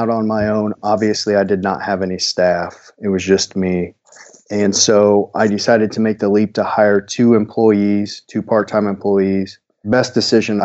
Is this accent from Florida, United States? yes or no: no; Centralia, Missouri, United States; now in Columbia, United States; I'm from a small town Tyson's familiar with, Centralia, Missouri